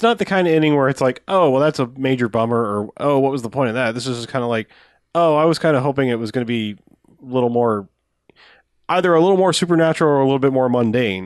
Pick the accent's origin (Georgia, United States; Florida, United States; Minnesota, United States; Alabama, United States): Florida, United States; Jacksonville; we're from Jacksonville